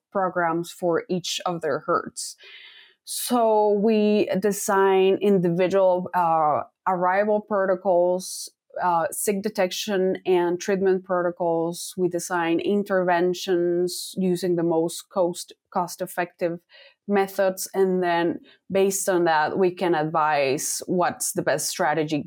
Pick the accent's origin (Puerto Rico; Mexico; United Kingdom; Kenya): Mexico; Mexico City; moved away as an adult; also born or lived in Kansas / Iowa; Was born and raised in one of the largest cities in the world. I'm from Mexico City, and I went to veterinary school there.